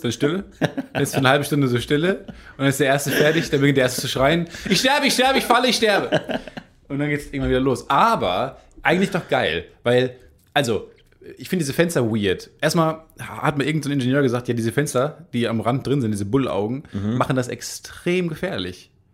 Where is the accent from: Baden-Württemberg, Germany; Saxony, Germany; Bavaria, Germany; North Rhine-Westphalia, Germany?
North Rhine-Westphalia, Germany; Kamen; now in Cologne, Germany; ich komme ja aus Carmen, äh, direkt an den zwei Autobahnen, an der A1 und der A2